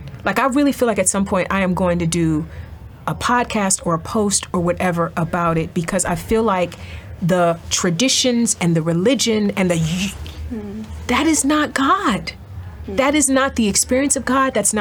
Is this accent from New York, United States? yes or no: no; East Cleveland, Ohio, United States; I'm from East Cleveland.